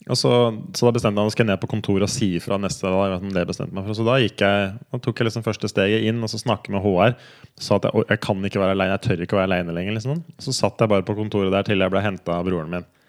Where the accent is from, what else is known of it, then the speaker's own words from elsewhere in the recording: Kongsberg, Buskerud, Norway; moved away as an adult; also born or lived in United States; jeg er fra Kongsberg og Flesberg, liksom Numedal-Kongsberg-traktene. Ja. Det er som liksom det som er opp, opprinnelsen